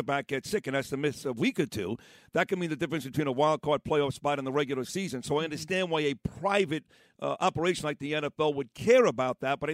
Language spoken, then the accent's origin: English; New York City, New York, United States; as a New Yorker